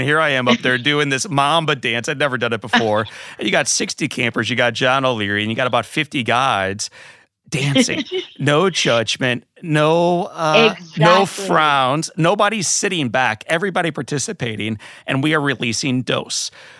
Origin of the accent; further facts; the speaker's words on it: St. Louis, Missouri, United States; And I look forward to dancing under the Gateway Arch here in St. Louis, Missouri, my hometown.